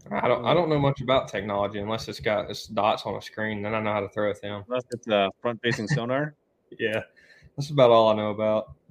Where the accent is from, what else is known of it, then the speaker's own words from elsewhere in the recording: Alabama, United States; I just the whole Coosa River, uh, probably the lower portion.